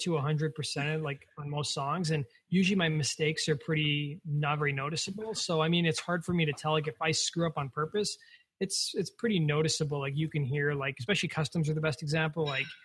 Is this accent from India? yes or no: no; Canada; being Canadian